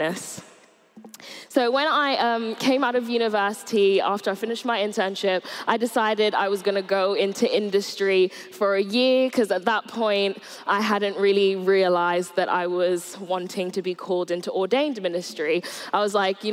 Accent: Surrey, South East England, United Kingdom; moved away as an adult; also born or lived in Nigeria / Bournemouth; I grew up in Surrey from about the age of 8. I moved here with my mum from Nigeria.

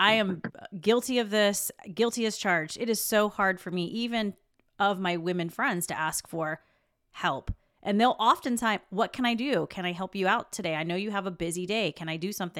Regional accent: South Carolina, United States; I grew up in South Carolina

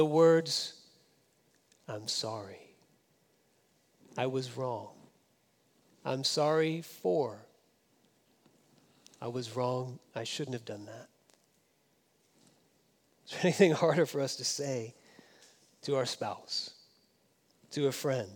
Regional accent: Florida, United States; now in California, United States; I grew up in Florida

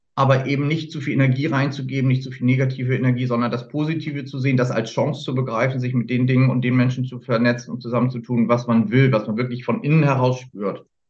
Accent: Hamburg, Germany; Ich bin im Süden Hamburgs groß geworden

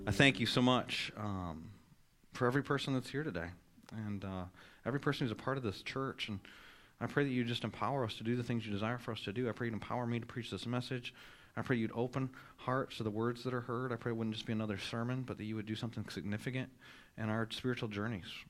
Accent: Michigan, United States; now in North Carolina, United States; I grew up in Michigan

